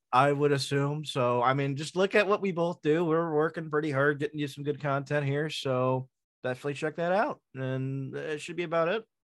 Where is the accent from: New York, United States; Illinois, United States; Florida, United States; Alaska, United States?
New York, United States; Long Island; as a New Yorker, a Long Islander, a, a Mets fan